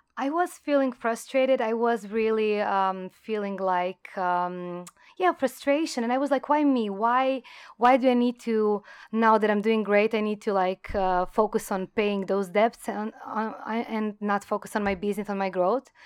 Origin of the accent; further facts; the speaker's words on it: Croatia; moved away as an adult; now in Thailand; I come from Croatia, it's a small country